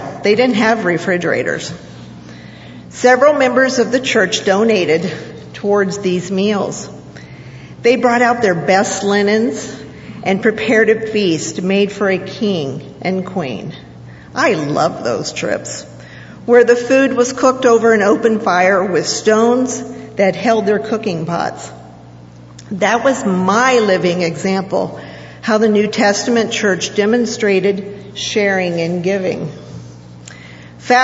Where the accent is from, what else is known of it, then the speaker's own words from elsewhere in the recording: Haiti; Growing up in Haiti, we had various church groups that came from the United States to visit or work. I grew up tagging along and became a translator, as speaking Creole was my second language.